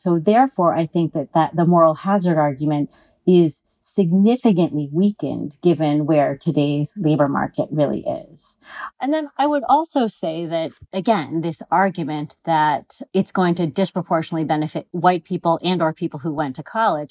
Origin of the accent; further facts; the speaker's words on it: California, United States; I'm a Californian